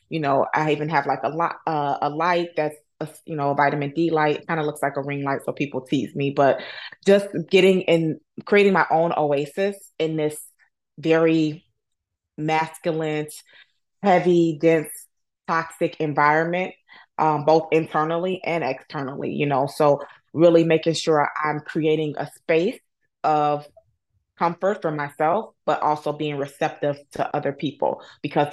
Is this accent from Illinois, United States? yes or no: yes; Chicago, Illinois, United States; I'm born and raised in Chicago, Illinois